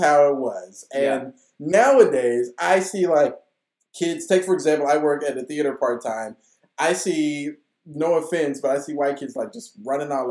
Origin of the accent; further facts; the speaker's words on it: Bowling Green and Russellville, Kentucky, United States; we moved back and forth from Bowling Green to Russellville in Kentucky a couple of times